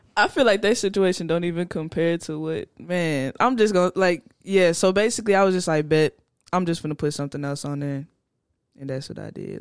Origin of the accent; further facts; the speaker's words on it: Fort Worth, Texas, United States; I'm from Fort Worth